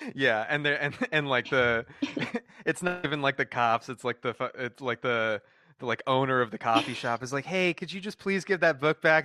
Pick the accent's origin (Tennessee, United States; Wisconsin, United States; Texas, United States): Texas, United States; moved away as an adult; also born or lived in North Carolina; now in California, United States; I was, like, you know, raised in Texas, but, like, went to school in North Carolina and, like, now I live in, you know, uh, California